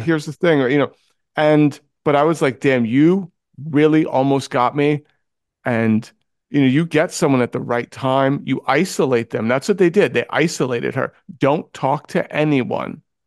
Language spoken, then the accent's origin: English; New York City, New York, United States; I grew up in New York City.